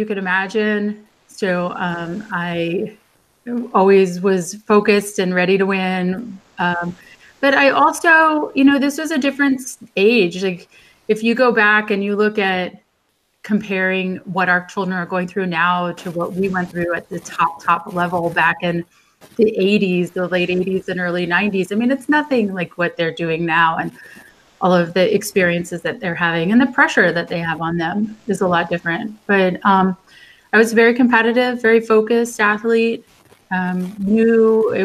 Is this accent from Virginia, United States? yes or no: yes; Reston, Virginia, United States; I grew up in Northern Virginia in Reston